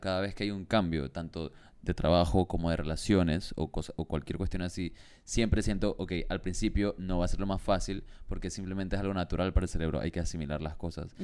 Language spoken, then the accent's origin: Spanish; Panama; moved away as an adult; la primera vez que me mudé fuera de Panamá